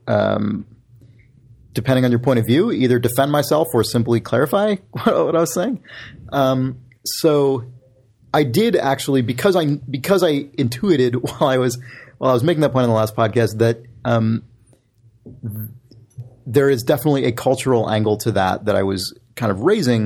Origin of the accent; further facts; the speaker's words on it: United States; I'm from the United States. I'm an American